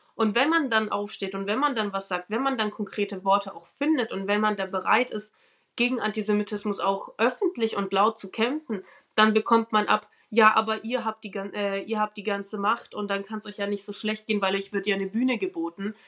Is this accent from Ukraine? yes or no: yes; Ukraine; now in Nuremberg, Germany; ich bin in der Ukraine geboren